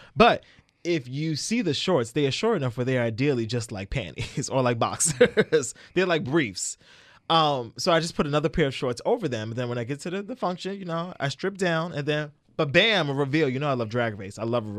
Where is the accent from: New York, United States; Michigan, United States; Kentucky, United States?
New York, United States; Brooklyn; I'm from Brooklyn. They killed Biggie.